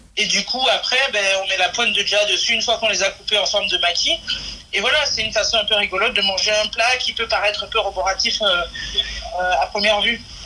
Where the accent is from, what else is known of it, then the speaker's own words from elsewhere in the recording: Benin; also born or lived in Marseille, France; now in Nîmes, France; mon pays d'origine